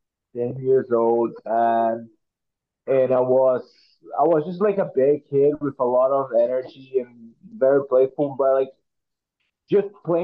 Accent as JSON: {"language": "English", "town": "Presidente Prudente", "region": "São Paulo", "country": "Brazil", "tie": "born or raised there", "second_language": "English", "moved": "as an adult", "lives_now": "Vancouver, Canada", "said": "growing up in Brazil, we do not do much American football"}